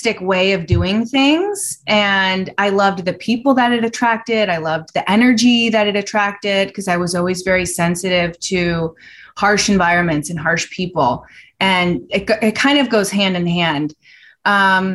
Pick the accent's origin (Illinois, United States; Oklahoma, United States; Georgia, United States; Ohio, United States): Illinois, United States; Chicago; I grew up in Chicago